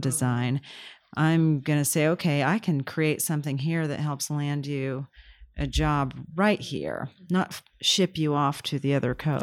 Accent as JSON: {"language": "English", "region": "Kansas", "country": "United States", "tie": "born or raised there", "moved": "yes", "said": "And then I grew up in Kansas"}